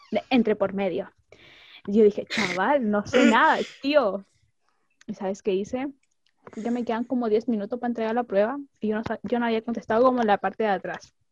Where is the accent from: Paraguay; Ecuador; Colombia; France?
Paraguay; Y yo, soy de Paraguay.